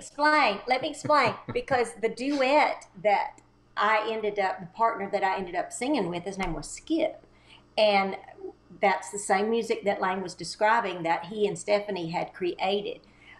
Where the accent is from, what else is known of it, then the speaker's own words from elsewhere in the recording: Texas, United States; moved away as an adult; now in Nashville, United States; I moved from Texas, East Texas, in 1982 to try to get on the Grand Ole Opry.